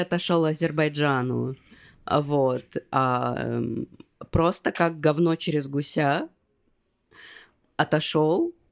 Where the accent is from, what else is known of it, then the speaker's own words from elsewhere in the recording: Russia; moved away as an adult; я уехала из России, но как бы э, давление российского паспорта